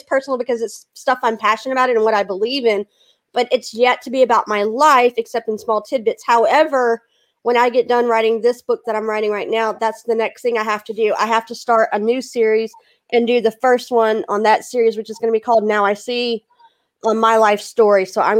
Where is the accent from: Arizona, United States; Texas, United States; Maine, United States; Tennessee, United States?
Texas, United States; Houston; now in Louisiana, United States; I'm from Texas, but I live in Louisiana right now.